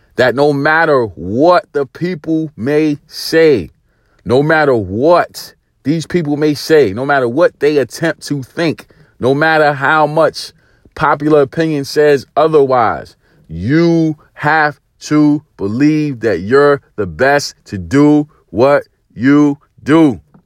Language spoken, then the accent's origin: English; New York City, New York, United States; growing up in East New York, Brooklyn, in the eighties